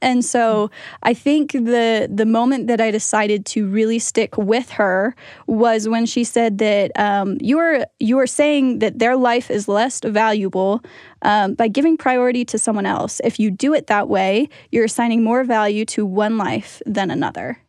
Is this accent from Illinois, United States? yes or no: no; Pennsylvania, United States; I'm from Pennsylvania